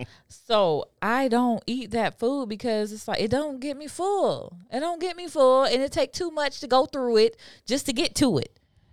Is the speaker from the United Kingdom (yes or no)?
no; South Florida, United States; I'm from South Florida.